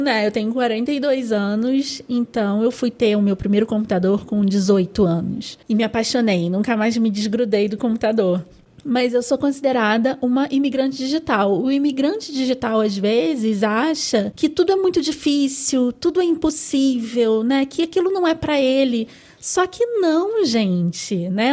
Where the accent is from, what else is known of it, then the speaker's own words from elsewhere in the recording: Rio de Janeiro, Brazil; eu sou carioca, então eu falo pode